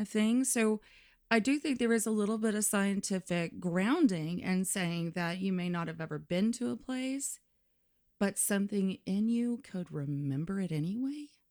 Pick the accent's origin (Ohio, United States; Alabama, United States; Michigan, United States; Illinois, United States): Alabama, United States; Limestone County, North; moved away; I'm from North Alabama. So that would be like Limestone County, right underneath the Tennessee line